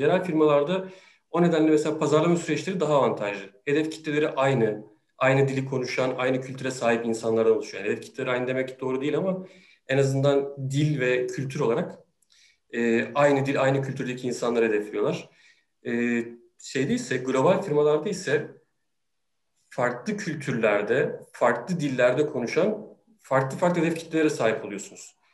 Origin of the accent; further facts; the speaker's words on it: Sakarya, Turkey; moved away as an adult; now in Istanbul, Turkey; Sakarya'da doğdum. Üniversite hayatıma, e, kadar da hep Sakarya'daydım.